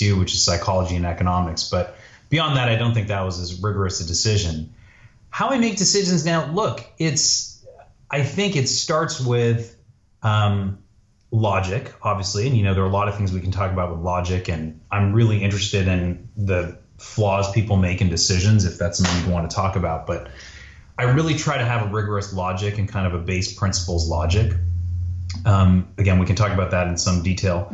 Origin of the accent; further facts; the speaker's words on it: Toronto, Ontario, Canada; moved away; also born or lived in Montreal / Northern California; So I was born in Montreal, but I grew up in Toronto